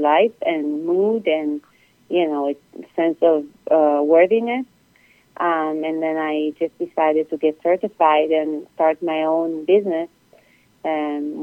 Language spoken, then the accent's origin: English; Israel; moved away as an adult; also born or lived in Europe; now in United States; I'm originally from Israel.